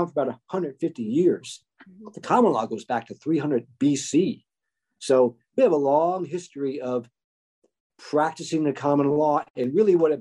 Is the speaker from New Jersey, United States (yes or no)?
yes; New Jersey, United States; I was raised in New Jersey, and I literally grew up in the shadow of the revolution